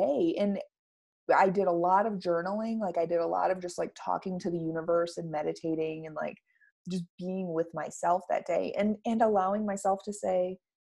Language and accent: English; Michigan, United States; moved away; I was born back in Michigan